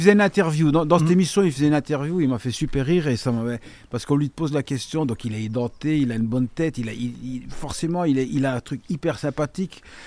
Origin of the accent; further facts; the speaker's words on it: La Calamine, Wallonia, Belgium; also born or lived in Liège; je viens de la Calamine